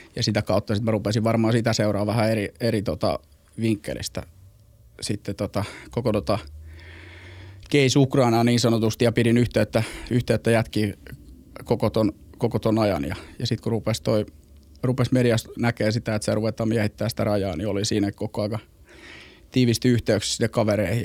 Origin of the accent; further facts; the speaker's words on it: Helsinki, Uusimaa, Finland; moved away; also born or lived in Mikkeli / Joensuu / Istanbul / Porvoo; Mä oon ihan Helsingistä kotosi palesjalkainen, palesjalkainen stadilainen